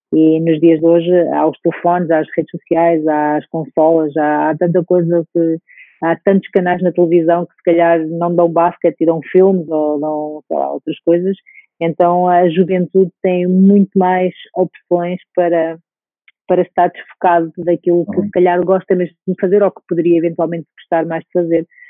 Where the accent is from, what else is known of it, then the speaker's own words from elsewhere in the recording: Portugal; moved away as an adult; also born or lived in Russia; eu sendo portuguesa